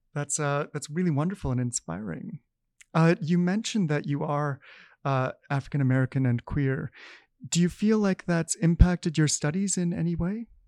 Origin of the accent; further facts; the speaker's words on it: Canada; us Canadians